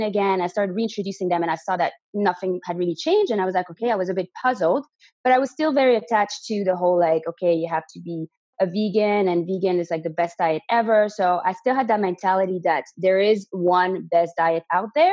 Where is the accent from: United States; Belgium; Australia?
Belgium; first language French; English is a second language; moved away as an adult; also born or lived in Canada; now in Spain; If you can hear an accent, it's because originally I'm from Belgium. So my first language is actually French, but I moved to Canada when I was 18